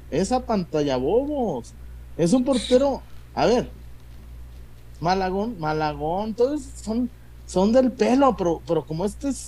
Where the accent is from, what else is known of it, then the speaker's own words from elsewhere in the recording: Mexico; Y le digo, no, amigo, soy mexicano.